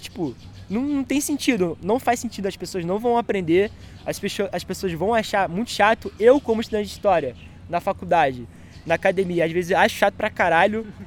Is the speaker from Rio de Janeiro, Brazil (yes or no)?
yes; Baixada Fluminense, Rio de Janeiro, Brazil; eu vim da Baixada Fluminense, para quem não conhece, pesquisa aí, vocês vão ver como que é. É um lugar bastante pobre, é um lugar assim que a gente não tem acesso a, tipo, a teatro, biblioteca